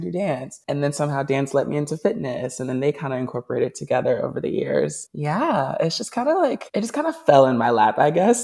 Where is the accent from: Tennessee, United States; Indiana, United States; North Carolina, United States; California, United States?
Tennessee, United States; Nashville; now in New York, United States; I am from Nashville. That's how I know Honor. We went to school together. We grew up together